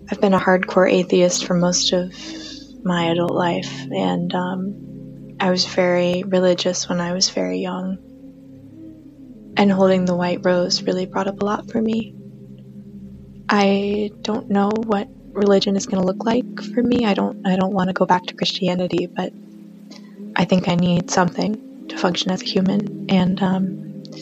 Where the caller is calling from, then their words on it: Stockholm, Stockholm County, Sweden; I'm 32 years old I'm a premium subscriber and I'm listening in from Stockholm, Sweden.